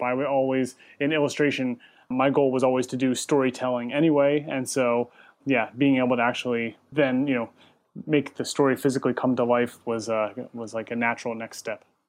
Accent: Westminster, Maryland, United States; moved away as an adult; also born or lived in Richmond, Virginia; originally, I am from the East Coast, uh, from Maryland, uh, right outside of Baltimore in Westminster. And then went to, lived there, grew up there

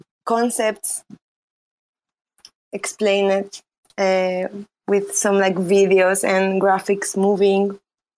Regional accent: Spain; accent: Spanish; English is a second language; also born or lived in Romania; Originally, I'm from Romania, but I grew up in Spain. And I guess you can tell by my accent. It's very Spanish.

